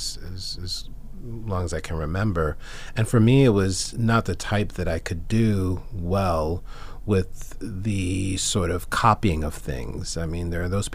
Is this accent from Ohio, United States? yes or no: no; New York, United States; I grew up in New York